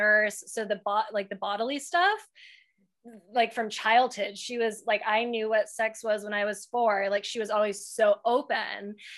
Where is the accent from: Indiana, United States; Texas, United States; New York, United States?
Texas, United States; we're from the South, like from Texas